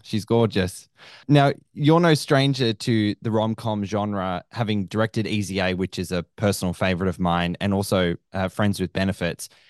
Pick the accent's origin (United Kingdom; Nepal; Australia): Australia; Sydney, New South Wales; I'm from Sydney